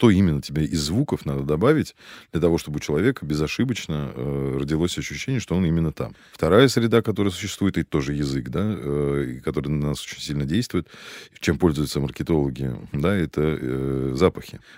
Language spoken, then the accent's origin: Russian; Moscow, Russia; отчасти потому, что я действительно родился и вырос здесь. Это, от этого никуда не денешься. Плюс к этому я коренной москвич.